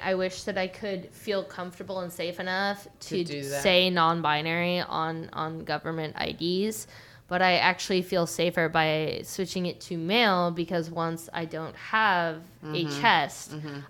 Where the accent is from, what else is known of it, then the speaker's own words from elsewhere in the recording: Orange County, California, United States; I grew up in Orange County.